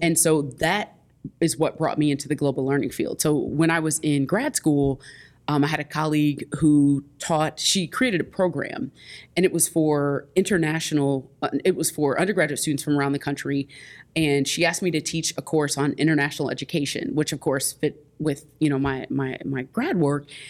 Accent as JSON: {"language": "English", "town": "Indianapolis", "region": "Indiana", "country": "United States", "tie": "born or raised there", "said": "I'm from Indianapolis, Indiana"}